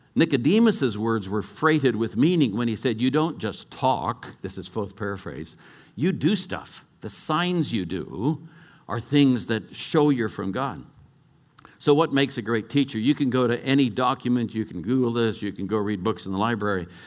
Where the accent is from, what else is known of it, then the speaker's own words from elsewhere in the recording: California, United States; moved away; also born or lived in Colorado; I was brought up in California